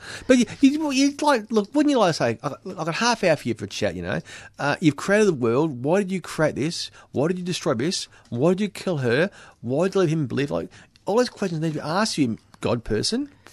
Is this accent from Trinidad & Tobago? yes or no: no; Australia